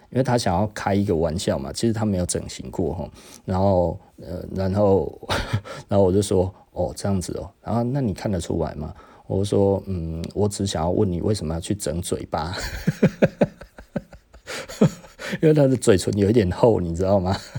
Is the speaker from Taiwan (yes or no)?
yes; Taiwan; 我就是台湾人嘛